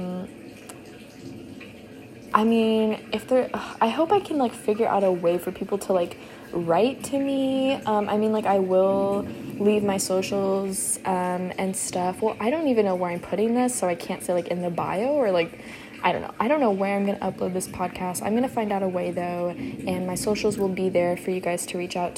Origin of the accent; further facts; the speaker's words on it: Houston, Texas, United States; I am from Houston, Texas. I go to college here